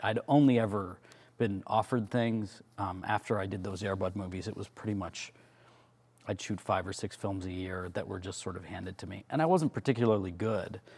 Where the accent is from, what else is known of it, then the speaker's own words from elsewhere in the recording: about two hours from Toronto, Ontario, Canada; Toronto, which is the big city, which is about two hours from where we grew up